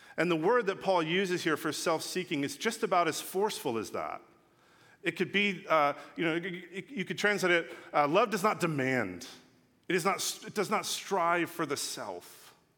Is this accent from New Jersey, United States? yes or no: no; Los Angeles, California, United States; also born or lived in England; I'm from Los Angeles.